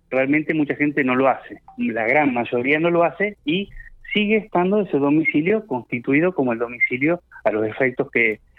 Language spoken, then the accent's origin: Spanish; Argentina; Claro, el tema está que, bueno, obviamente, eh, eh, nosotros como argentinos deberíamos